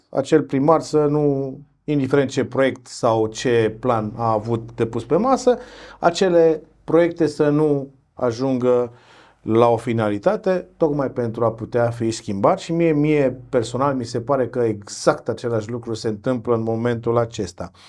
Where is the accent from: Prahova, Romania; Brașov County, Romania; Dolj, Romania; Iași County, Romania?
Brașov County, Romania; Brașov; mie ca brașovean